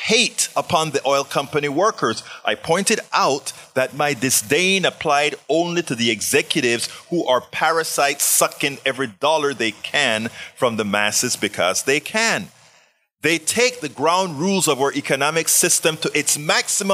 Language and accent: English; Panama; moved away; I'm from Panama